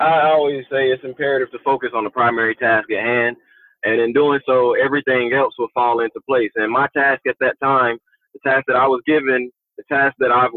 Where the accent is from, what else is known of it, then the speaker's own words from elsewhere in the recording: Mooresboro, North Carolina, United States; moved away; also born or lived in Shelby, North Carolina; I was born in Shelby, North Carolina, but I was raised in a small town of Mooresboro, North Carolina